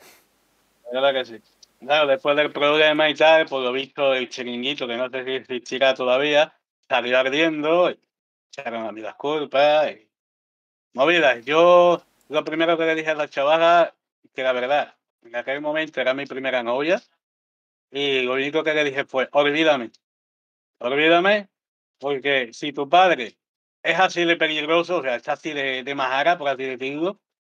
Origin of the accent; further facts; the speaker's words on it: Andalusia, Spain; como somos todos andaluces